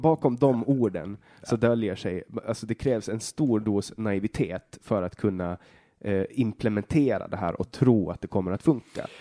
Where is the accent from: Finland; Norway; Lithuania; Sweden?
Finland; Åland; Vi är båda ålänningar, vi är båda finnar